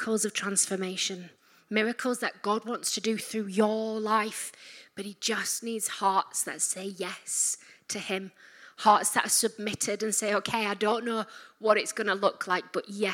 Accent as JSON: {"language": "English", "region": "Yorkshire and the Humber", "country": "United Kingdom", "said": "I'm from Yorkshire."}